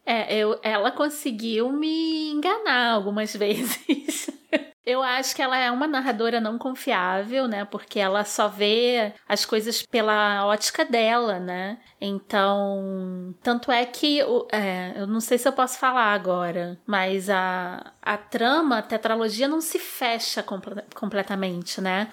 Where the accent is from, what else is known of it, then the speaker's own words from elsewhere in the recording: Rio de Janeiro, Brazil; Sou nascida e criada no subúrbio do Rio de Janeiro